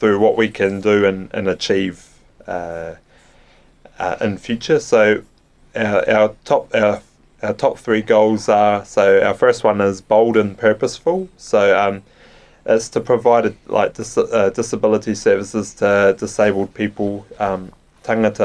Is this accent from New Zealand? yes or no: yes; Invercargill, Southland, New Zealand; born and bred in Invercargill